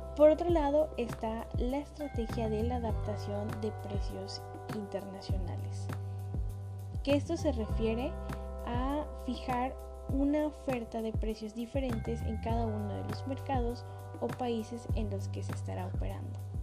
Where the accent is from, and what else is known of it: Mexico